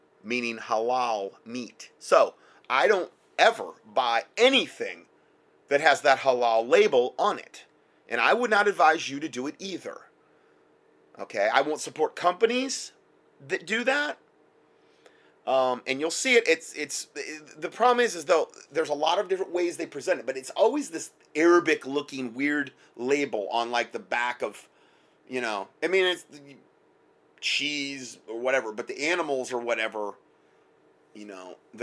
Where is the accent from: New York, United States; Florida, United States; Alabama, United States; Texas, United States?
Florida, United States; Southwest; moved away; that's where I'm from, basically. I was from Southwest Florida